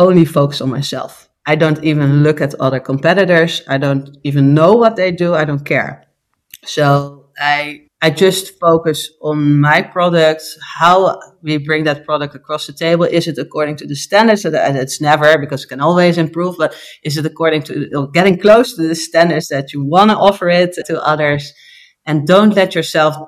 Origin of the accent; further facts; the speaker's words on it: Curaçao; now in Netherlands; I'm born and raised in Curaçao